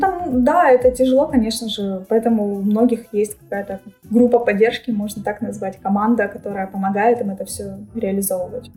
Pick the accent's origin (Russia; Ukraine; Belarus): Ukraine